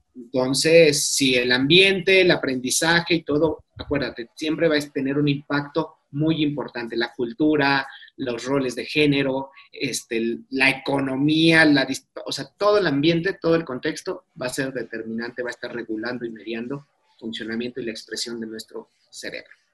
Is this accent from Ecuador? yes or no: no; Mexico; nosotros que somos mexicanos